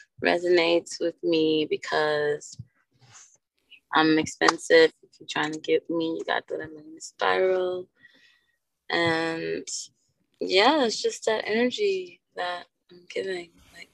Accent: Georgetown, Demerara-Mahaica, Guyana; moved away; also born or lived in Los Angeles, United States; I'm originally from Georgetown. I'm originally from Georgetown, Guyana, and, you know, Southside, Los Angeles.

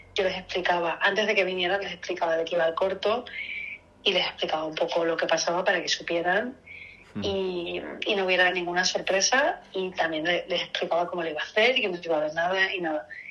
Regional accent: Seville, Andalusia, Spain; yo soy de Sevilla

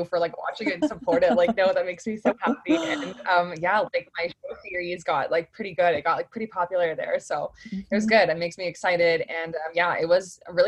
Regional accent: Oshawa, Ontario, Canada; also born or lived in North Bay, Canada / Ottawa, Canada; now in Brandon, Canada; I'm just recently living in Brandon, Manitoba, but I'm originally from Oshawa, so south of Toronto.

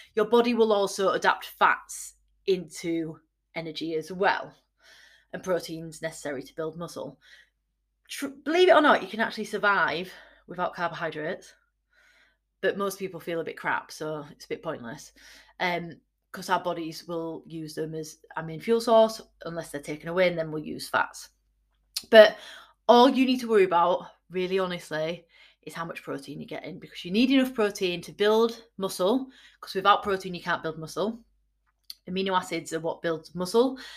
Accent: Yorkshire and the Humber, United Kingdom; I'm from Yorkshire

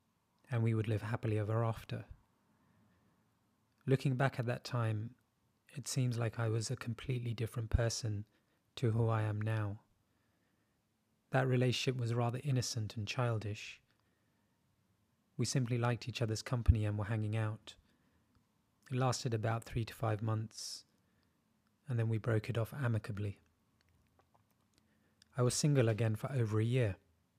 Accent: India; moved away as an adult; I'm originally from India and spent all of my life there before this big move. I'm 27 going on 28 and recently single.

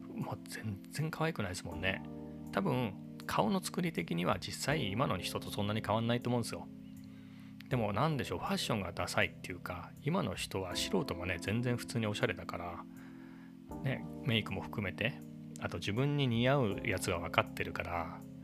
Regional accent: Japan; 僕は地方のね、えー、別に何もないような、えーと田舎育ちなんで生まれの生まれも育ちも田舎

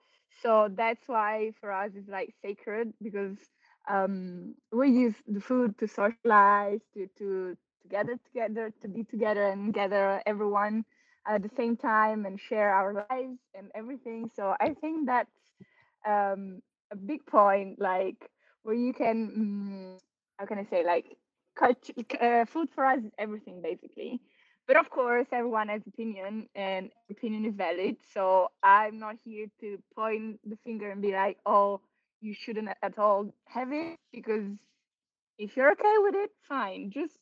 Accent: Italy; I'm from Italy

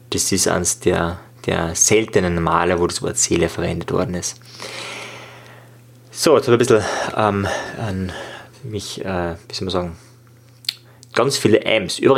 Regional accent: Linz, Upper Austria, Austria; ich war damals als 14-Jähriger im Thalia, also damals war es der Amadeus, äh, also ein Buchladen bei uns in Österreich, in Linz

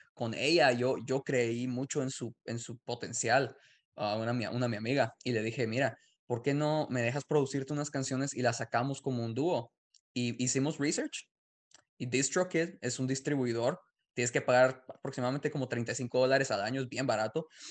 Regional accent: Guatemala; now in United States; yo nací en Guatemala

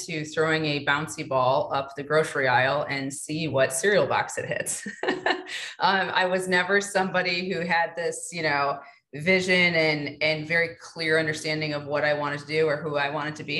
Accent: Detroit, Michigan, United States; born and raised in Detroit.

